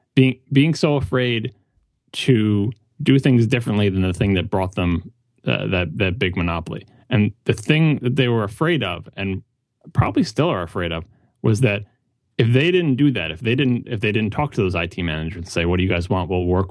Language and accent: English; New York, United States; now in Massachusetts, United States; So even though I grew up in on Long Island, in New York, I would go with Massachusetts shirt, I think.